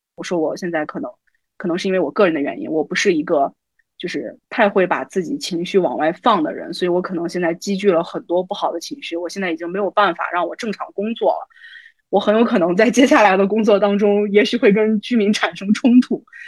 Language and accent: Chinese; Xi'an, Shaanxi, China; 因为从小就嗯。生活在西安，哪里都没去过